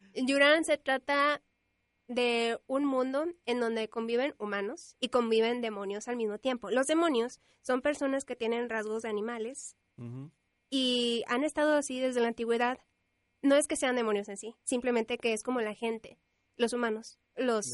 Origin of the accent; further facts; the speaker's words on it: Monterrey, Nuevo León, Mexico; nací en Monterrey y vivo en Monterrey